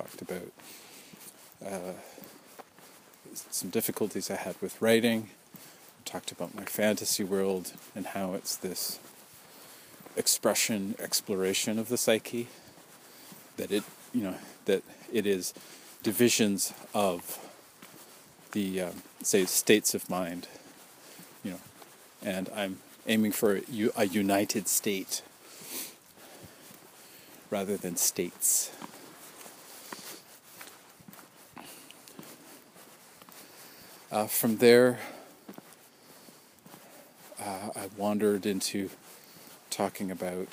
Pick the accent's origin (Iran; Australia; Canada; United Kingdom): Canada; we're Canadian